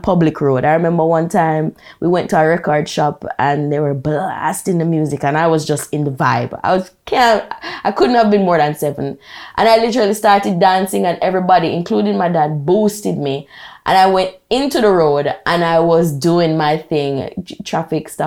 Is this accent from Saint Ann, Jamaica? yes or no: yes; Brown's Town, Saint Ann, Jamaica; moved away as an adult; also born or lived in Kingston, Jamaica; I am from Brownstown, St. Anne, proper rural Jamaica. I lived there for 18 years